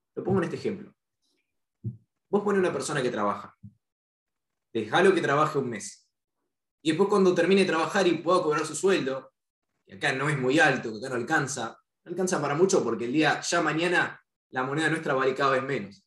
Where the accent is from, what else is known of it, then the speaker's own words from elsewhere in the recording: Buenos Aires, Argentina; soy de Ciudad Autónoma de Buenos Aires, la capital, dentro de la provincia de Buenos Aires.